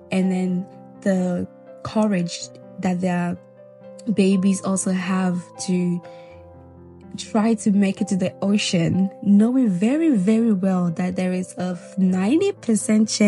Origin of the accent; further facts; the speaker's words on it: Guinea; I was born in Guinea, Zelikole. For those of you that don't know, Majority of people think I was born in Ghana or Nigeria. No, I'm a Guinea babe, okay?